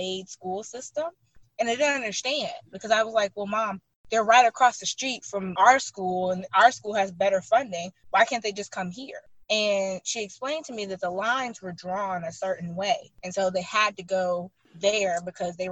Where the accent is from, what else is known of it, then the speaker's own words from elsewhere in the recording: Birmingham, Alabama, United States; I am born and raised in Birmingham, Alabama